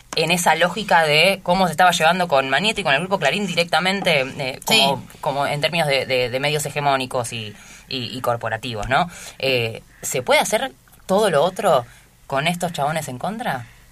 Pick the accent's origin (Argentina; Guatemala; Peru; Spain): Argentina; como argentino como latinoamericanos, en nuestra patria grande